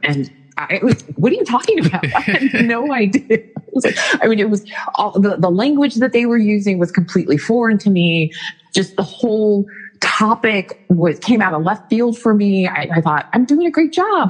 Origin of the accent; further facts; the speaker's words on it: Northern California, United States; moved away as an adult; also born or lived in Arizona; I was born in Arizona really grew up in Northern California